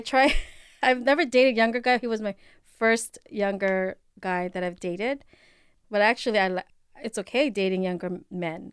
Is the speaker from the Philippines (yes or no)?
yes; Philippines; accent: Filipino; my Filipino accent